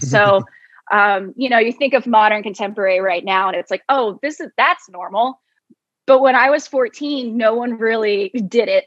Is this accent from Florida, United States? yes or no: yes; Jacksonville, Florida, United States; moved away as an adult; now in Baltimore, United States; I'm from Jacksonville, Florida, just moved here